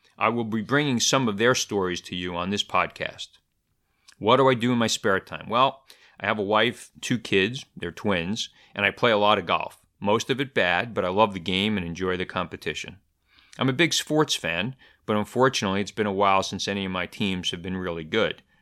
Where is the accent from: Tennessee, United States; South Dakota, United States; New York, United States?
New York, United States; New York City; also born or lived in Easton, Pennsylvania; I grew up in Brooklyn, New York